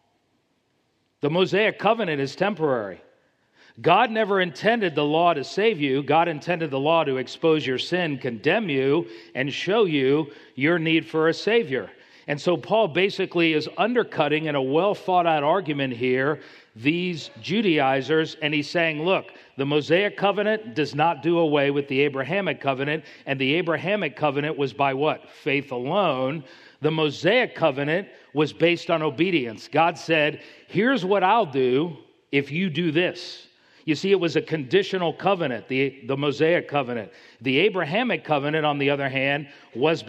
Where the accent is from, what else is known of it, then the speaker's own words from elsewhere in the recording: Miami, Florida, United States; I'm from Miami.